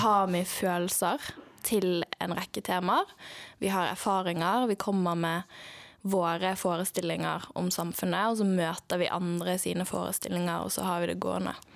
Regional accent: Bergen, Vestland, Norway; jeg er født og oppvokst i Bergen, som er en veldig stor del av min identitet

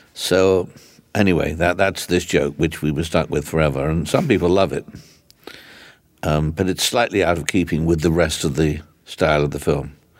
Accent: England, United Kingdom; also born or lived in London; when I was growing up, and in England

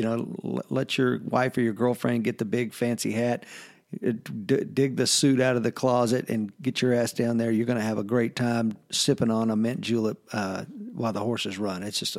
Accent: Southern US, United States; You know, I'm a Southerner

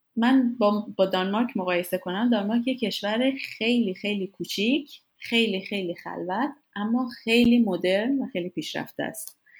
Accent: Iran; moved away as an adult; also born or lived in United States / Denmark; از ایران اومدم بیرون

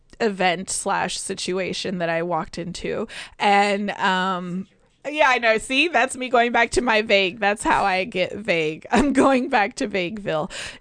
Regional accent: Chicago, Illinois, United States; born there; I know this is going to sound odd, but I was born in Chicago, uh-huh. and I'm a Bulls fan forever.

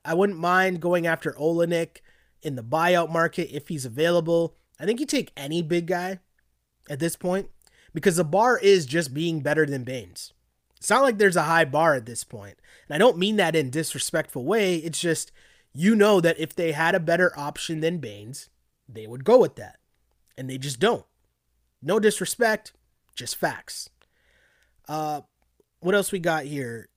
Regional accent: Toronto, Ontario, Canada; Toronto, Ontario, Canada, to be precise

